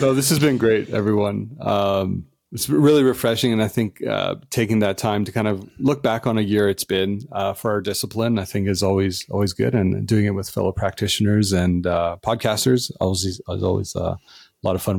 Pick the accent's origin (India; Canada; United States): Canada; as Canadians